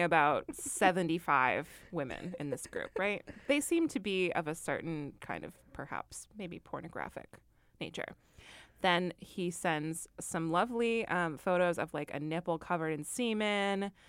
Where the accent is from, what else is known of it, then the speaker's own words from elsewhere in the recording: Midwest, United States; I'm from the Midwest